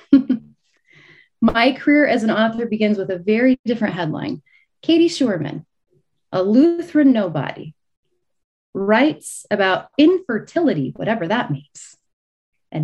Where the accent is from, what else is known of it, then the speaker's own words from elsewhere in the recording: Illinois, United States; moved away as an adult; also born or lived in Dallas, Texas; I'm born and raised in Illinois.